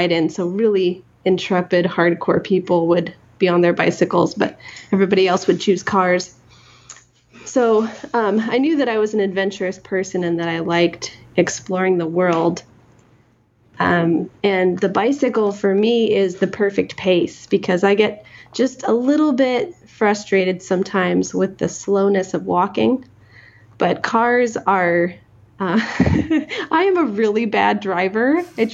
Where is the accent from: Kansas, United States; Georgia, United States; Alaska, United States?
Alaska, United States; Ketchikan; moved away as an adult; also born or lived in Oregon / Forest Grove, Oregon; now in Seattle area, United States; No, I grew up in Ketchikan, Alaska, on a different island